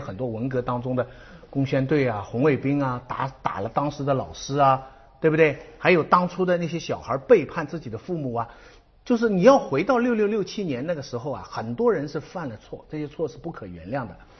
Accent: China; 我们中国人

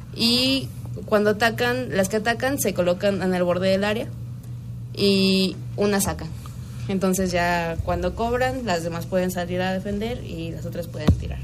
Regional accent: Guanajuato, Mexico; soy de Guanajuato

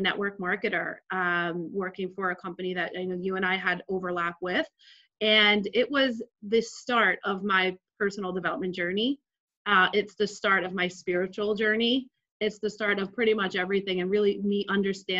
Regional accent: Jersey City, New Jersey, United States; So I grew up in Jersey City to a single mom on welfare, pretty much in the hood

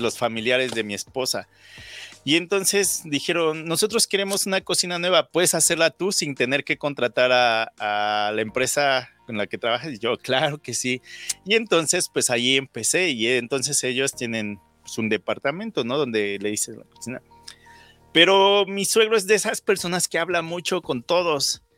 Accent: Mexico City, Mexico; moved away as an adult; now in Saskatoon, Canada; Yo nací en la Ciudad de México, soy del 83 y yo recuerdo que desde primero o segundo de primaria

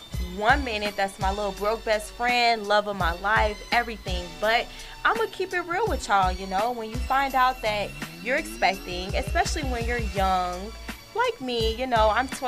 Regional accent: Chicago, Illinois, United States

